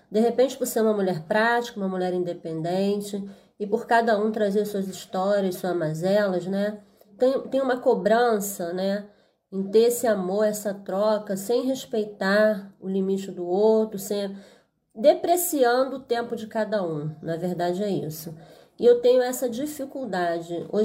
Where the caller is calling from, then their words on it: São Paulo, Brazil; eu sou de São Paulo